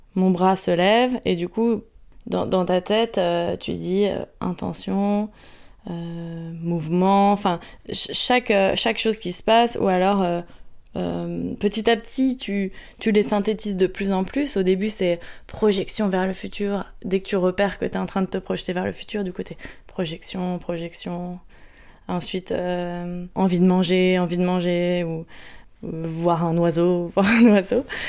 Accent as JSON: {"language": "French", "town": "Courbevoie", "region": "Île-de-France", "country": "France", "tie": "born or raised there", "said": "j'ai grandi à Courbevoie en région parisienne"}